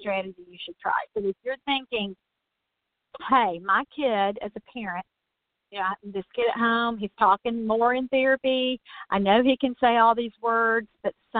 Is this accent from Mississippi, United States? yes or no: yes; Mississippi, United States; that's my home state.